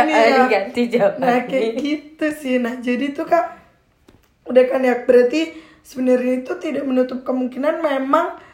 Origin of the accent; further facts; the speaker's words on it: Java, Indonesia; ini belum ada orang yang pernah nebak langsung aku bener orang Jawa gitu